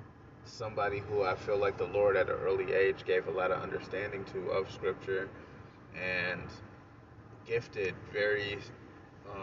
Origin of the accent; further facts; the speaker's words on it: Rome, New York, United States; I grew up in Rome, New York, upstate New York. It's a town kind of near Syracuse